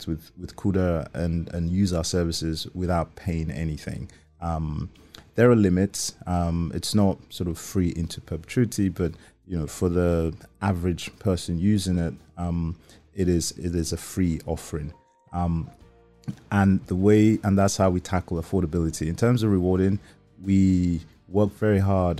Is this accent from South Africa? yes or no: no; Nigeria; I'm Nigerian